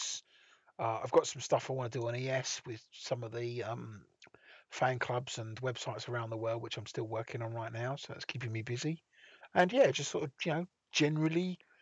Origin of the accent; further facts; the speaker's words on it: England, United Kingdom; We're English.